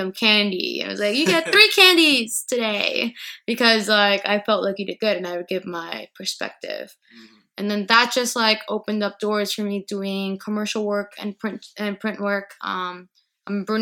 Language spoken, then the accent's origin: English; Miami, Florida, United States; moved away; I grew up in Miami, Florida